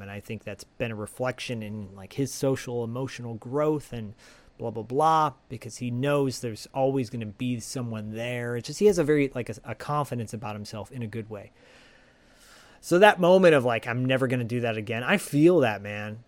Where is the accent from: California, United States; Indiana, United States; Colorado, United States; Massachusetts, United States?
California, United States; Bay Area; growing up in the Bay Area